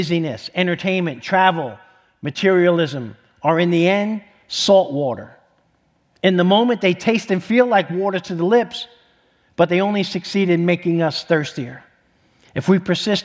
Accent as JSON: {"language": "English", "town": "New York City", "region": "New York", "country": "United States", "moved": "yes", "said": "I'm from New York City"}